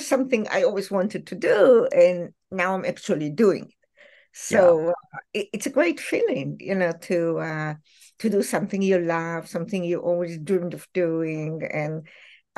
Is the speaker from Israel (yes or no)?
yes; Israel; moved away; I grew up in Israel